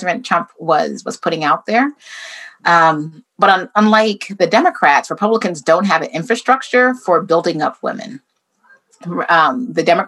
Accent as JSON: {"language": "English", "country": "United States"}